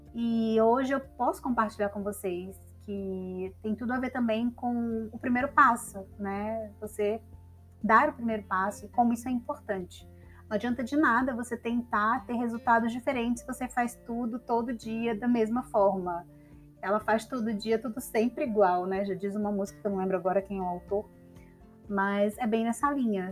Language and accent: Portuguese; São Luís, Maranhão, Brazil; moved away as an adult; also born or lived in São Paulo; now in Ceará, Brazil; da minha cidade natal, São Luís